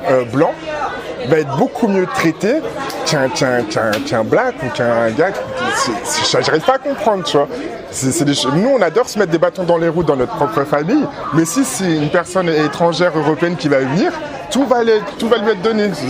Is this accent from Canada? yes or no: no; Benin; moi je viens du royaume du Dahomey, et c'est l'un des rares royaumes où à un moment ils ont dit, mais en fait, il faut pas faire ça